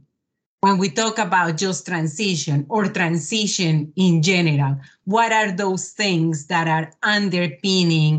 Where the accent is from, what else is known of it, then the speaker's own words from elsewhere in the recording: Colombia; moved away as an adult; also born or lived in Netherlands; now in Canada; I'm originally from Colombia. I'm an engineer as well. I did my university in Colombia, moved for my master's to the Netherlands, and here I am in Canada